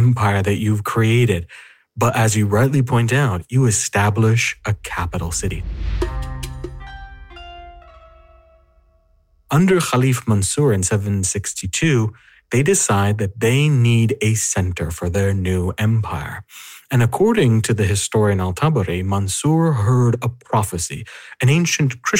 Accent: United States; that howdy was a clear indication I am from America

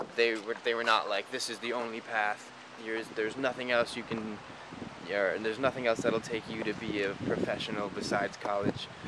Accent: Evanston, Illinois, United States; I was born in Evanston, Illinois.

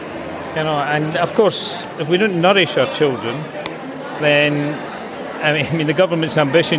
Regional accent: Scotland, United Kingdom; accent: Scottish; as you can tell from my accent, I'm from Scotland

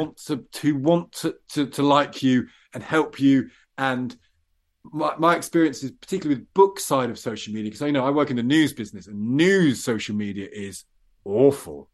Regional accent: Midlands, United Kingdom; I come from the Midlands and a bit country, a bit town

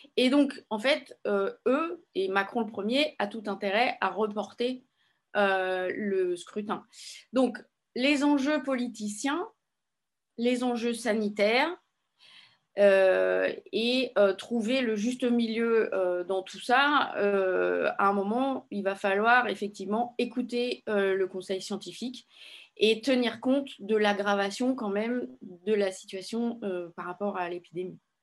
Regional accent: Paris, Île-de-France, France; je suis parisienne

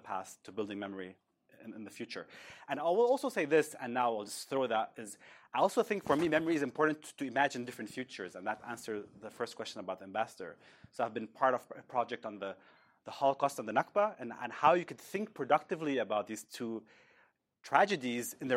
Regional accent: Bethlehem, West Bank, Palestine; I grew up in Bethlehem

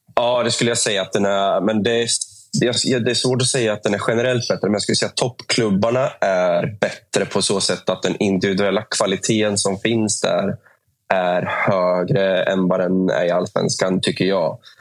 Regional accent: Norrköping, Östergötland, Sweden; moved away as an adult; also born or lived in Gdańsk, Poland / Uppsala; när jag flyttade från Norrköping för första gången i mitt liv. Jag har liksom bott där hela livet.

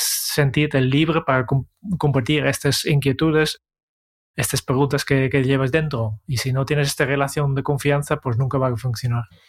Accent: Netherlands; now in Spain; yo, vengo de Holanda

